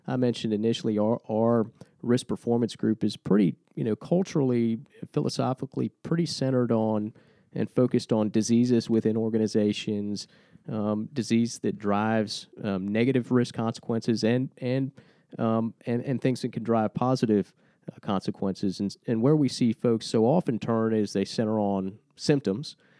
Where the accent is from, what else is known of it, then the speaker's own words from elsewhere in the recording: Lynchburg, Virginia, United States; We're a couple Lynchburg guys